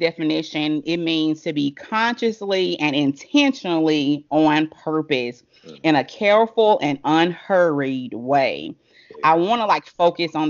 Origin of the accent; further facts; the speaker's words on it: Birmingham, Alabama, United States; Birmingham, Alabama, my hometown too